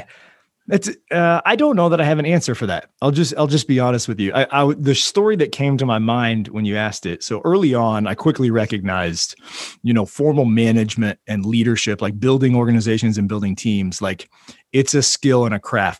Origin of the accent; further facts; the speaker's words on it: Oklahoma City, Oklahoma, United States; also born or lived in Tulsa, Oklahoma; moving me back to Oklahoma City, which is where I grew up, my hometown, and where I currently am